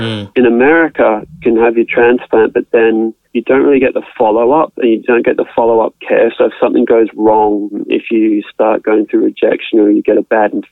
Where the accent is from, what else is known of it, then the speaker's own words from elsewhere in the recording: Australia; I'm an Australian resident, born in Australia